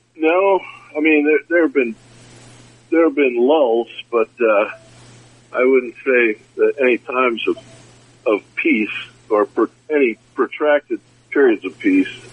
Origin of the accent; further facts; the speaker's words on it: United States; I'm from the United States